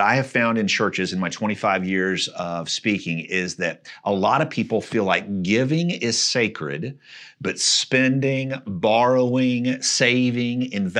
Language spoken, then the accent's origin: English; Missouri, United States; So I grew up just outside of Kansas City, close to where the Oregon Trail got started.